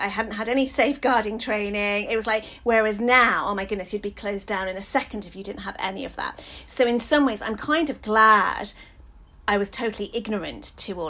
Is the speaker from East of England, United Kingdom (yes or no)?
no; London, United Kingdom; I grew up in Hackney